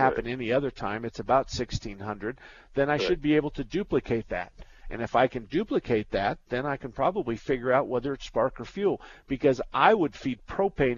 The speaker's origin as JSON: {"language": "English", "town": "Douglas", "region": "Arizona", "country": "United States", "tie": "born or raised there", "said": "I was born and raised in Douglas"}